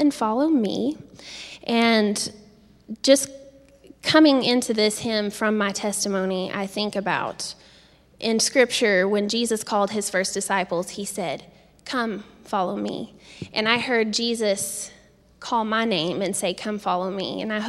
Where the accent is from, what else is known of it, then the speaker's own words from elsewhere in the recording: Cranfills Gap, Texas, United States; I am from Cranfield's Gap, Texas, as Mark said. That's about a town of, it was like 280 people when I lived there. I grew up there